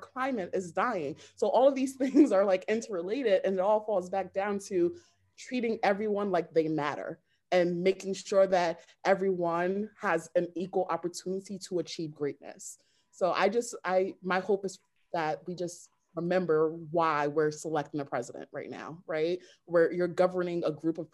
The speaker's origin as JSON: {"language": "English", "country": "United States", "said": "I'm from the United States of America"}